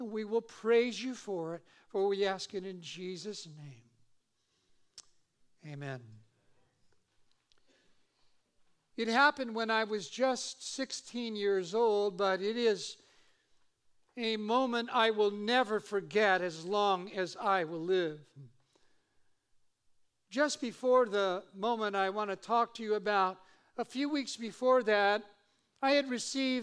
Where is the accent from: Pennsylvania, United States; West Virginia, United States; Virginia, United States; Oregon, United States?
Oregon, United States; Eugene; now in Simi Valley, United States; I grew up in Eugene, Oregon